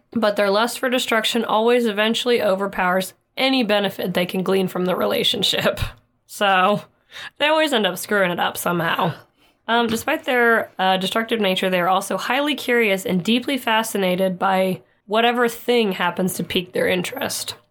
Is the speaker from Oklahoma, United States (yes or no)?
yes; Oklahoma, United States; we're from Oklahoma and we get a lot of tornadoes